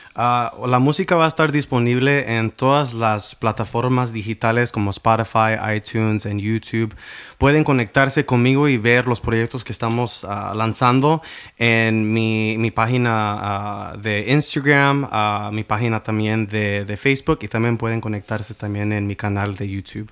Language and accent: Spanish; Washington, United States; soy del estado de Washington.